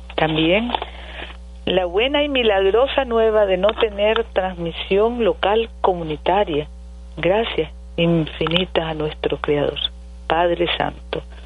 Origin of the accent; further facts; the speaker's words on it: Nicaragua; En Nicaragua somos comunidad y somos comunidad cristiana y solidaria y somos familia